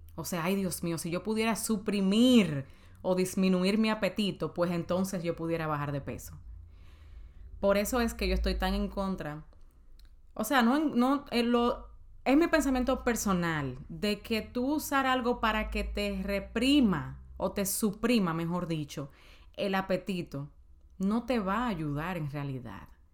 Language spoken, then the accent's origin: Spanish; Dominican Republic; en mi país, en Santo Domingo